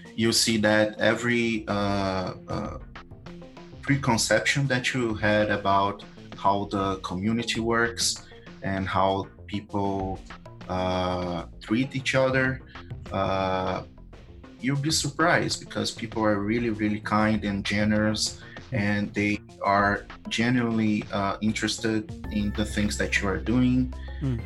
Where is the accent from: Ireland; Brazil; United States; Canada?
Brazil; I'm from Brazil